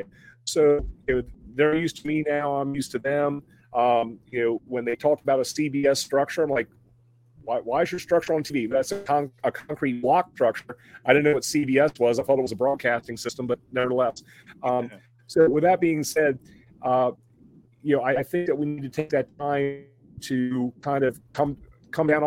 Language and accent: English; Mid-Atlantic, United States; moved away; I come from the Mid-Atlantic region